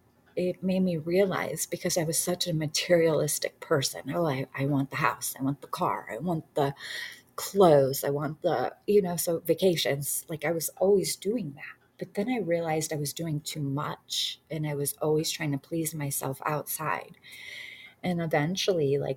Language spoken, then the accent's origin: English; Detroit, Michigan, United States; I grew up in Detroit, the worst you can be, like poverty, and we had nothing